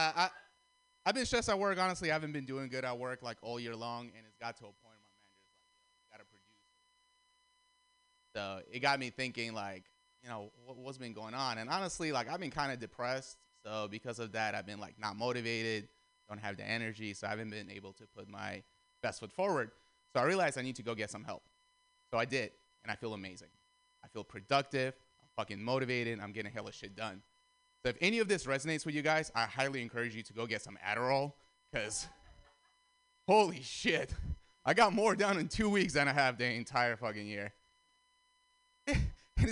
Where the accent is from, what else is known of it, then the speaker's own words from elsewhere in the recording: Russia; now in United States; I'm Armenian, and I grew up in Russia, and now I live here